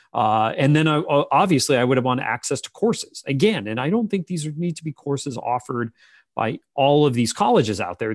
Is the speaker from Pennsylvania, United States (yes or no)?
yes; Pennsylvania, United States; I'm from Pennsylvania